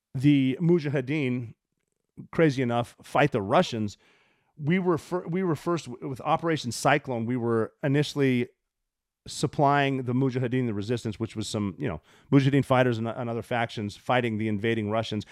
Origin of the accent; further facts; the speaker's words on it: Montana, United States; I'm from Montana